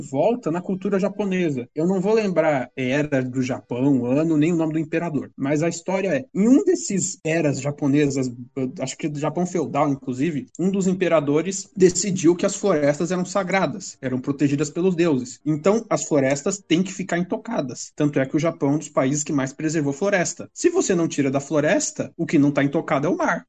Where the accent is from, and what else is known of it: Brazil